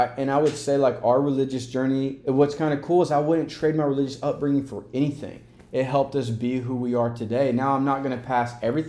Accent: the South, United States; My best friend Brandon, who's on TikTok the other day, we grew up together in the South.

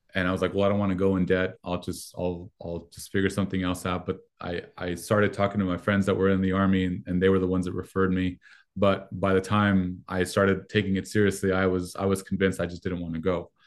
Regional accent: Mexico; first language Spanish; English is a second language; moved away; I'm Mexican, um, American citizenship, but I was born in Mexico

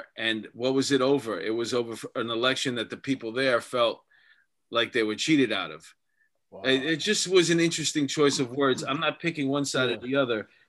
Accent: New York, United States; I'm a New Yorker

